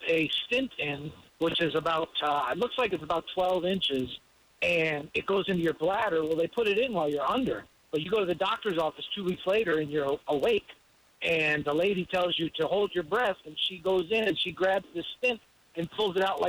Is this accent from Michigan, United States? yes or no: no; Fort Myers, Florida, United States; moved away; also born or lived in New York; I'm from Fort Myers, Florida.